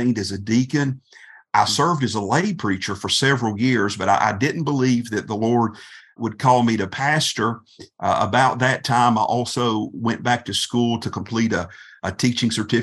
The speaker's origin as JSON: {"language": "English", "town": "Berea", "region": "Kentucky", "country": "United States", "tie": "born or raised there", "said": "Berea is my hometown"}